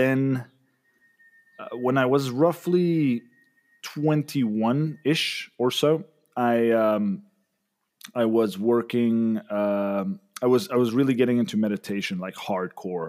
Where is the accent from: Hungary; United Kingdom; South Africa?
South Africa; also born or lived in Mexico City, Mexico / Sayulita, Mexico; now in Monterrey, Mexico; I'm originally from South Africa, but I'm currently living in Mexico